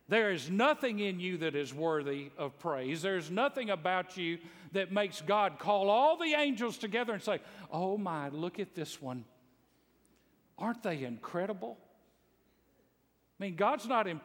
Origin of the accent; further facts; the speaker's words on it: Bible Belt, the South, United States; I grew up in the South in the Bible Belt